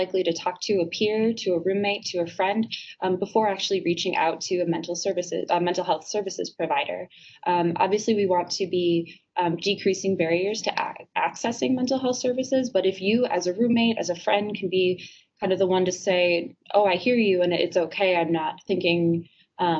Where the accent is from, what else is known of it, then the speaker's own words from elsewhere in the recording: Madison, Wisconsin, United States; I'm originally from Madison